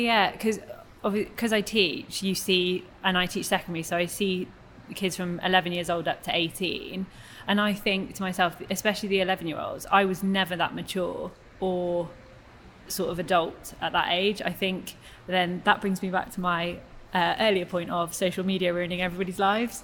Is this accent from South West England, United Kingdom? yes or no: yes; Cheltenham, South West England, United Kingdom; also born or lived in Newcastle / Cardiff; I'm originally from Newcastle, and then when I was nine, I moved to Cheltenham. So I'd say I was brought up and raised in Cheltenham